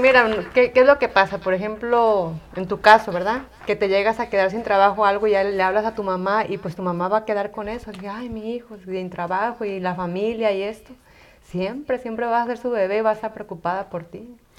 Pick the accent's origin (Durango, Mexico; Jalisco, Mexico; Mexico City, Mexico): Jalisco, Mexico; Tala; soy de Tala, Jalisco